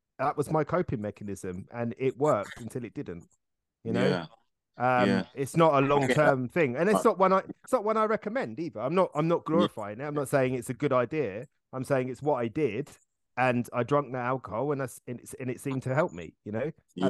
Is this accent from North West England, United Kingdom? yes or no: no; Hertfordshire, East of England, United Kingdom; we grew up in Hertfordshire.